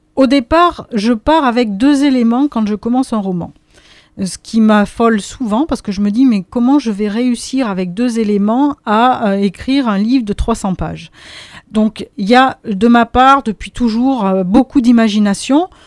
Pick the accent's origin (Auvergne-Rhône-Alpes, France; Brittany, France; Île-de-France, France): Auvergne-Rhône-Alpes, France; now in Drôme, France; je ne suis pas originaire de la Drôme, je viens d'Auvergne